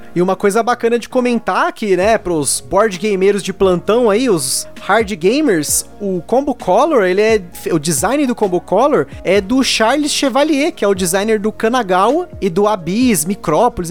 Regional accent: São Paulo, Brazil; minha adolescência, que estava na ETEC aqui de São Paulo

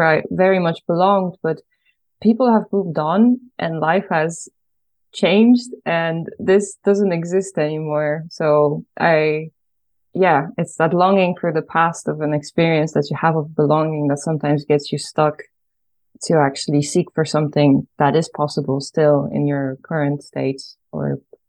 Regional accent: Ireland; moved away as an adult; also born or lived in Poland; now in Netherlands; I was born in Poland, but when I was 9 years old, I moved to Ireland. And then my dad and my mom also lives there, and my brother. So half of my core family is in Ireland and half of them is in Poland, and I live in the Netherlands.

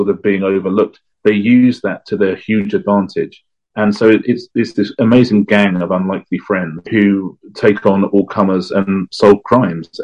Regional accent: England, United Kingdom; as an Englishman

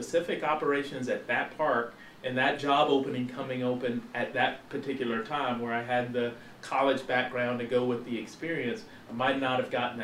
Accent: Paris, Texas, United States; my hometown of Paris, Texas

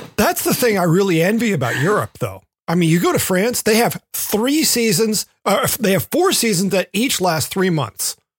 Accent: Memphis, Tennessee, United States; moved away; I grew up in Memphis

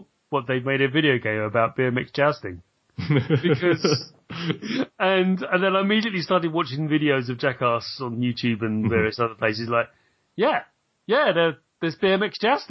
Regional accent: United Kingdom; as a British person

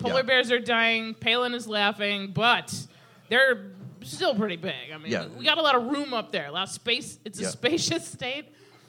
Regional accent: Alaska, United States; now in Portland, United States; I'm originally from Alaska, of course.

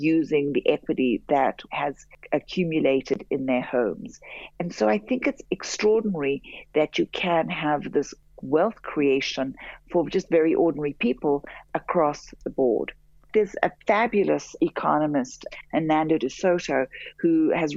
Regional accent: Johannesburg, Gauteng, South Africa; moved away as an adult; also born or lived in Europe / United States; I grew up in Johannesburg. I'm very proudly South African

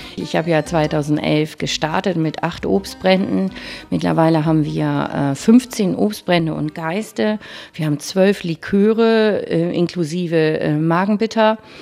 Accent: Bremen, Germany; also born or lived in Franconia, Bavaria; Ich bin gebürtige Bremerin Und das war für mich klar, also nach Bremen zurückzukommen

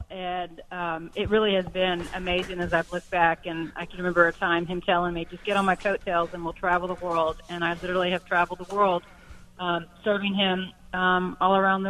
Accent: the South, United States; despite growing up in the South, church was a part of what I did, but it didn't impact me.

